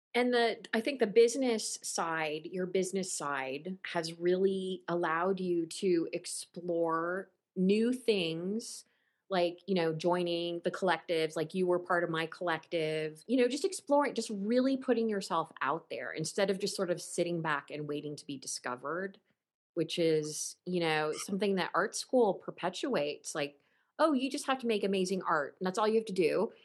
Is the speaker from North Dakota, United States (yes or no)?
no; Ohio, United States; moved away as an adult; also born or lived in Los Angeles; when I first moved to Los Angeles in 93 um, or 92, um, you know, people, they knew I was from Ohio.